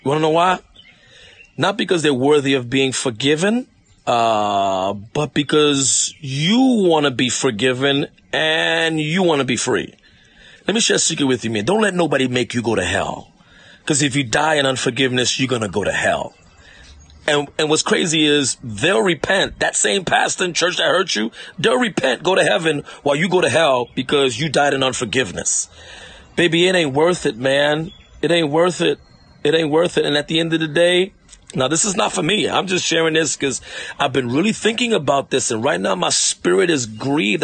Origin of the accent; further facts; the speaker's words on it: New York, United States; I'm from New York